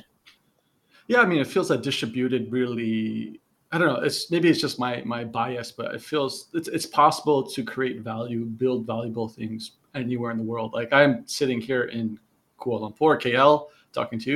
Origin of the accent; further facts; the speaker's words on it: New Jersey, United States; moved away as an adult; now in Malaysia; I'm I'm born from New Jersey